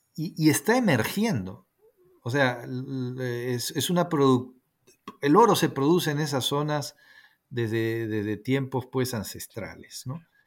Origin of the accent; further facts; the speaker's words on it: Peru; soy ah, peruano